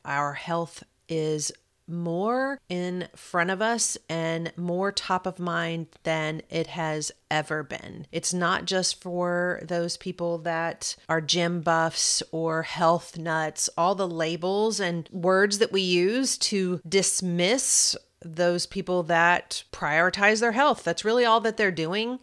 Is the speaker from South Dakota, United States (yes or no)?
no; Kentucky, United States; accent: Kentucky; my kentucky accent